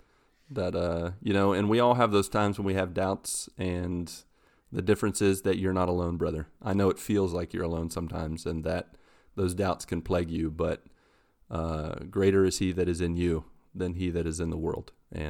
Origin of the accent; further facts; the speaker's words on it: West Virginia, United States; I'm from West Virginia. That's where it originated.